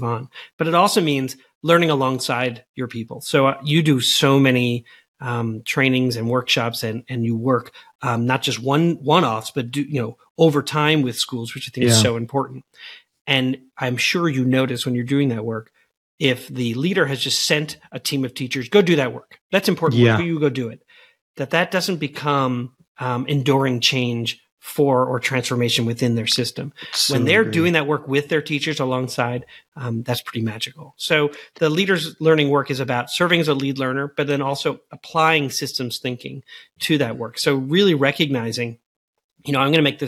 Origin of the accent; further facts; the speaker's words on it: Long Island, New York, United States; now in Missouri, United States; I grew up on Long Island.